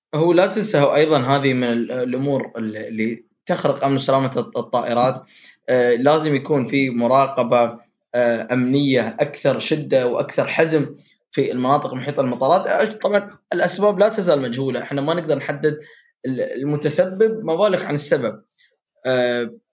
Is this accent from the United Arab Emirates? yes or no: yes; United Arab Emirates; عندنا في الامارات